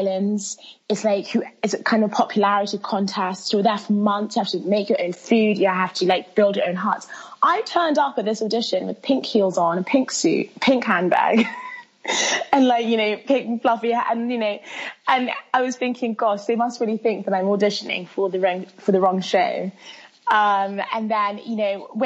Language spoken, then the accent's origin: English; London, United Kingdom; English is a second language; also born or lived in Milan, Italy; I was born in Milan. But I was raised in London town and haven't left